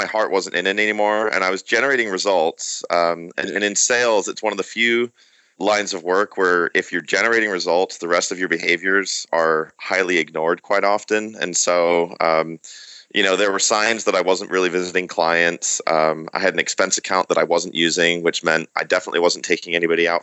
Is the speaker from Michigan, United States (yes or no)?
yes; Michigan, United States; born or raised there; accent: American; moved away as an adult; also born or lived in Reading, England; now in San Diego, United States